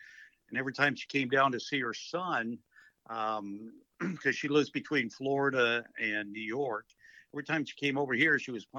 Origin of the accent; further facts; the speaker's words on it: Ontario, Canada; now in Texas, United States; I'm originally from Ontario, Canada.